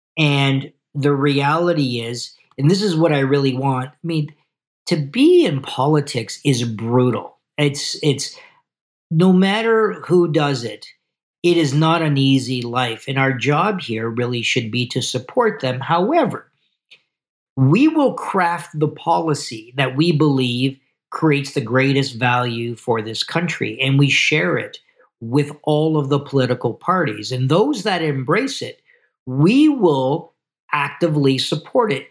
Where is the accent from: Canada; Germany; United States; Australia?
Canada